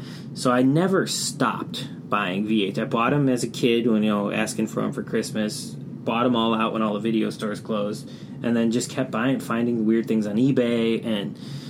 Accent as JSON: {"language": "English", "town": "Chicago", "region": "Illinois", "country": "United States", "tie": "born or raised there", "said": "I'm from Chicago, and I grew up in the city. And I was surrounded by a bunch of mom-and-pop video stores growing up in the Northwest side."}